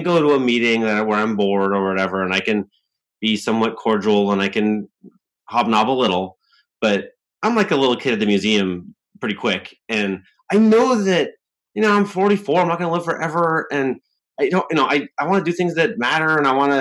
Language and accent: English; Newberg, Oregon, United States; also born or lived in England; I was born in England, and my dad was a doctor, and there was a shortage of doctors in the US. So they recruited doctors from overseas with green cards. And so we were one of these families that in the mid 70s moved from England to a little town outside Portland, Oregon called Newburgh